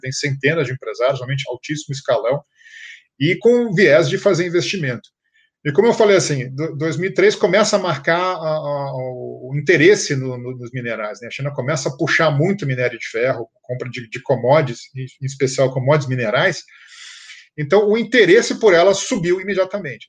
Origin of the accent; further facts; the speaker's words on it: Rio de Janeiro, Brazil; moved away as an adult; now in São Paulo, Brazil; eu nasci no Rio, nasci carioca da Gema